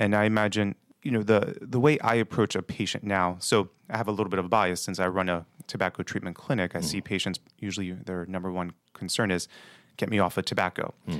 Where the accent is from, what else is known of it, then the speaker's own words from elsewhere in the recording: Baltimore, Maryland, United States; I'm born and raised in Baltimore City. Grew up actually in that block away from here in the Greektown area.